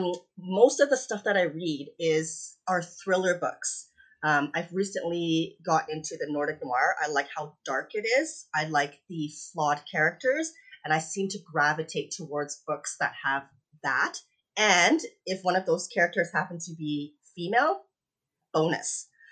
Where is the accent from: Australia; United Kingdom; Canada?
Canada; also born or lived in Hong Kong; I was born in Hong Kong. We moved to Canada when I was 7